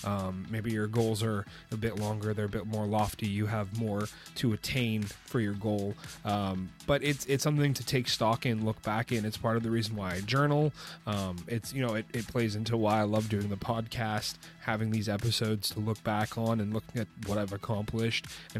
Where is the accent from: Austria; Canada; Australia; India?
Canada; I'm from Canada. If you weren't aware of that.